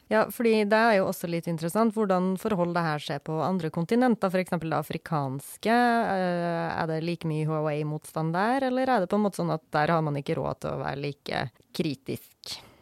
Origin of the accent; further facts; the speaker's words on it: Norway; Som nordmann